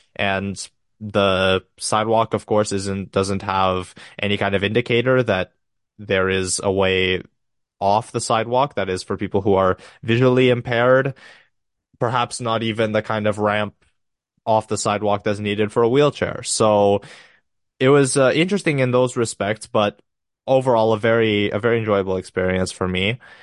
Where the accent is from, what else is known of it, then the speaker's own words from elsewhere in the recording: Romania; I'm from Romania